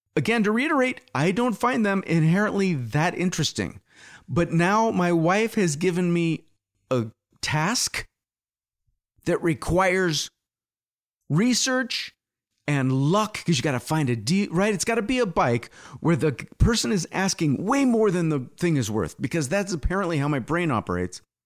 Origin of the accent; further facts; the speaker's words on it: United States; also born or lived in England; as an American